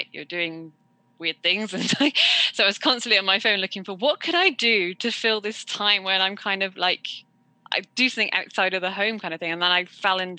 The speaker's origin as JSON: {"language": "English", "town": "Worcester", "region": "West Midlands", "country": "United Kingdom", "said": "I'm from Worcester in England"}